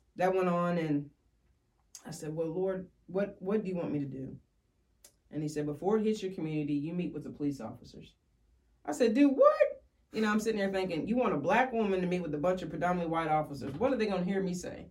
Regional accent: Woodford County, Kentucky, United States; I was born and raised in Woodford County and um, still live there today.

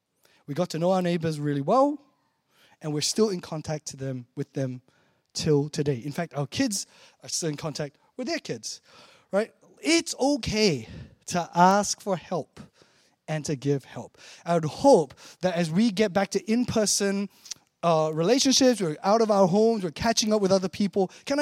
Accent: Malaysia; now in Chicago, United States; Like, when I grew up in Malaysia, right? Don't actually know what a cold, snowy winter is like.

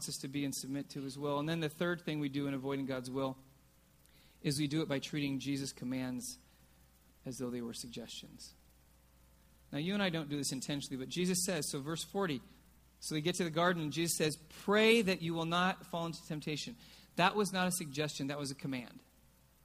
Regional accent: California, United States; also born or lived in Oregon; I was from California

